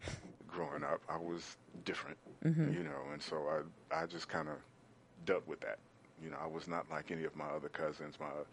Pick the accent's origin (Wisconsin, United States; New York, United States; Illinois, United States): Illinois, United States; Chicago; I grew up in the projects, and it wasn't the high-rise projects. It was what we call the low-rise, which was only two stories high.